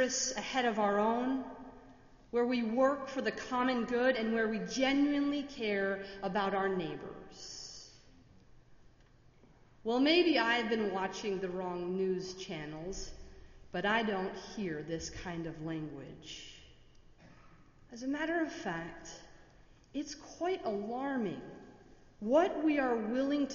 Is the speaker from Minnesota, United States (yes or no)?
yes; Minnesota, United States; now in Washington, D.C., United States; I am from Minnesota, and my tolerance for snow and my Midwestern values